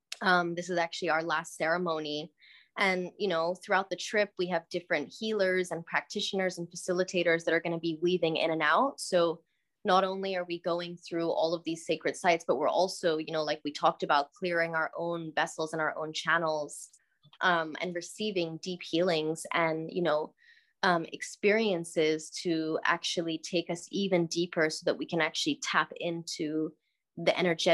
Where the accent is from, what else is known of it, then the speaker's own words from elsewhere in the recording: Cairo, Cairo Governorate, Egypt; born there; No, I was born in Egypt, born in Cairo.